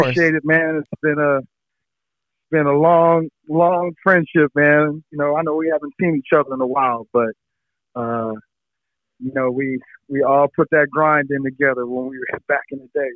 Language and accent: English; San Diego, California, United States; also born or lived in Washington D.C.; I grew up in San Diego